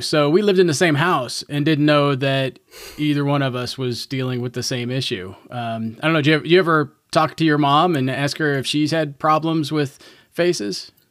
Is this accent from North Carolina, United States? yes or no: no; Southern Indiana, United States; I grew up in Southern Indiana